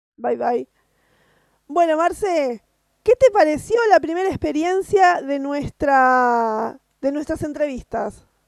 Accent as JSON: {"language": "Spanish", "country": "Argentina", "said": "yo soy de Argentina"}